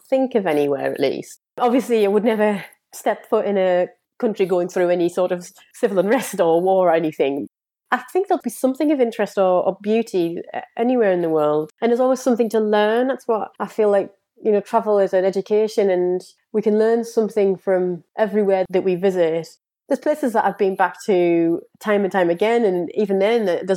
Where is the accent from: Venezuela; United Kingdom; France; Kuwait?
United Kingdom; I am British.